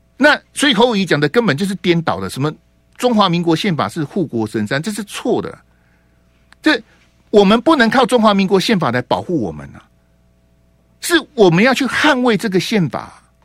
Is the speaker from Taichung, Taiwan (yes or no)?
no; Hualien, Hualien County, Taiwan; 我的故乡花莲